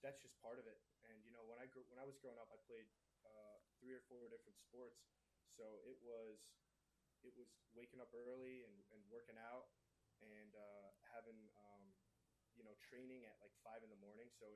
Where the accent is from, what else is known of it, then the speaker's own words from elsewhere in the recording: Connecticut, United States; moved away as an adult; now in Arizona, United States; I'm from Connecticut originally, so I actually only moved out here 4 years ago.